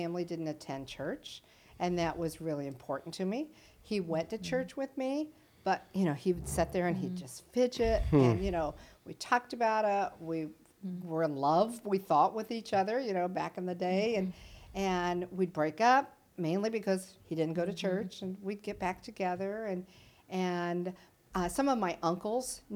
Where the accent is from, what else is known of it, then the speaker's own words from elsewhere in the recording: Wabash County, Indiana, United States; We went to a little country church in Wabash County, just 2 miles mm-hmm. west of Bippus